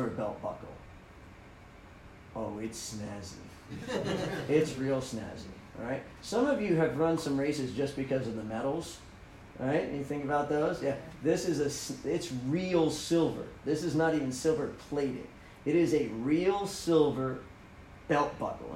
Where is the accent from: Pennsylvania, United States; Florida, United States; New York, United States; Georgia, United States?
Florida, United States; I'm from Florida